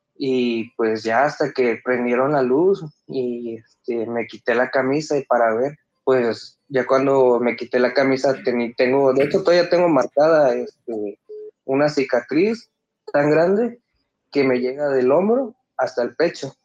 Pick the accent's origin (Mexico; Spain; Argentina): Mexico; Acayucan, Veracruz; soy de Veracruz